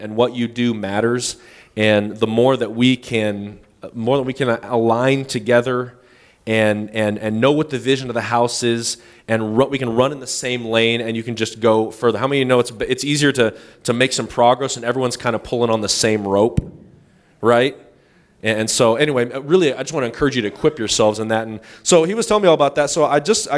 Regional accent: Northern California, United States; We're from Northern California

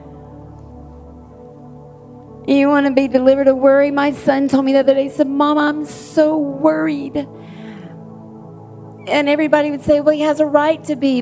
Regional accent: the South, United States; I was raised in the South

